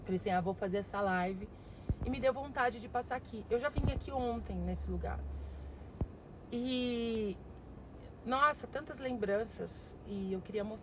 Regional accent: Varginha, Minas Gerais, Brazil; also born or lived in Passos; Eu sou de Varginha, Minas Gerais. Eu moro aqui, eu morei aqui, né? Eu cheguei em Varginha com 5 anos de idade. Eu nasci em Passos, Minas Gerais, né?

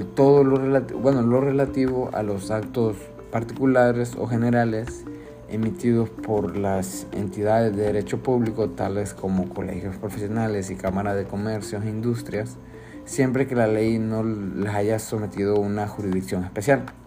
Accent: Honduras

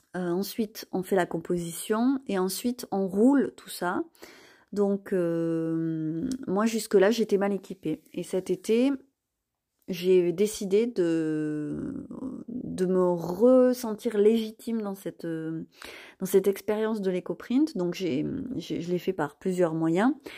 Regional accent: Causse, Occitania, France; je vis dans le Lot, dans le Quercy, et je suis née dans le Cos

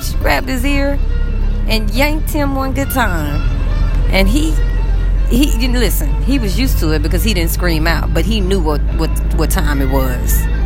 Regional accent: United States; moved away as an adult; now in Egypt; it's very hard to function over here financially as an American.

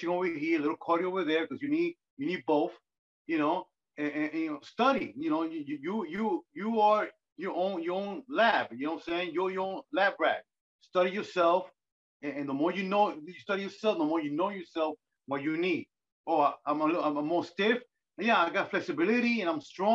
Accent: New York, United States; I'm born and raised in New York

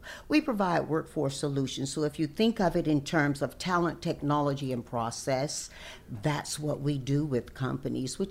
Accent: North Carolina, United States; moved away; my hometown is an original plantation town

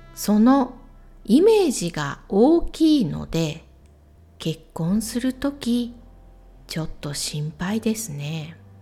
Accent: Ehime, Japan; 私の地元、愛媛県も水が少ない

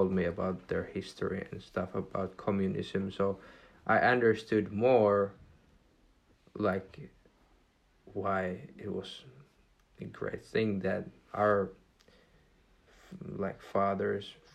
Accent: Finland; English is a second language

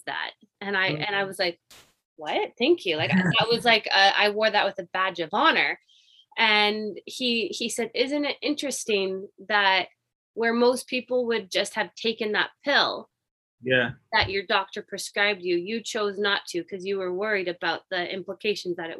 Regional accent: Indiana, United States; now in British Columbia, Canada; I'm actually originally from Indiana. I was born in the States

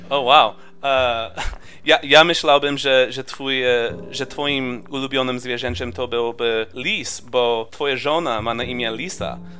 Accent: California, United States; moved away; ja urodziłem się w Kalifornii i ja się wychowałem w małej wiosce

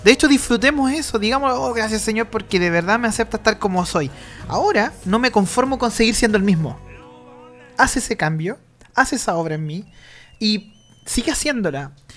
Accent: Chile; Nosotros los chilenos

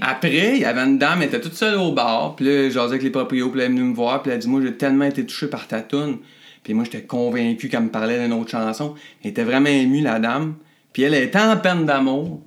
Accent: Drummondville, Quebec, Canada; Je jouais dans plein de bandes par chez nous à Drummond

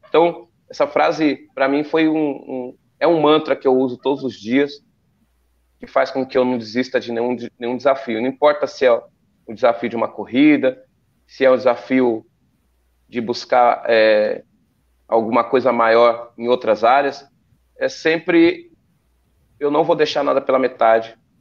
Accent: São Bernardo do Campo, São Paulo, Brazil; Eu, moro, eu, moro, em São Bernardo do Campo, nasci lá em São Bernardo do Campo.

